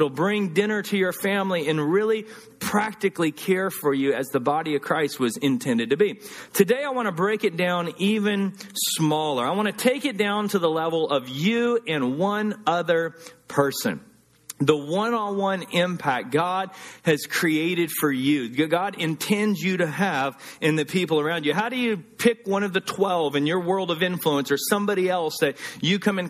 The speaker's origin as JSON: {"language": "English", "region": "the South", "country": "United States", "tie": "born or raised there", "also_born_or_lived": "Los Angeles", "moved": "yes", "said": "growing up in the South"}